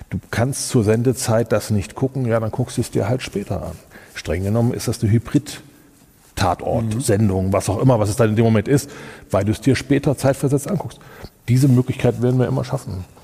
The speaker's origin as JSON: {"language": "German", "town": "Kassel", "region": "Hesse", "country": "Germany", "said": "Ich komme aus Kassel, ich bin parteiisch. Ähm, ich liebe Kassel."}